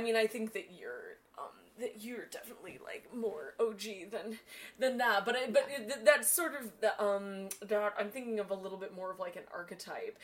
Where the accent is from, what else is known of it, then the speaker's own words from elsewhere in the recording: Northern California, United States; I'm also from Northern California.